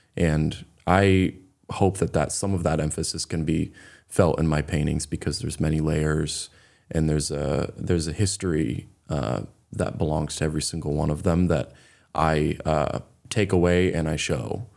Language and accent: English; Raymond, Maine, United States; also born or lived in Beverly, Massachusetts; I grew up in Raymond, Maine.